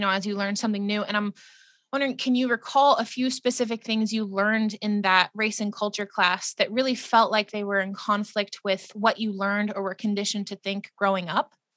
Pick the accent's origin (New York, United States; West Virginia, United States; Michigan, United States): West Virginia, United States; I grew up in West Virginia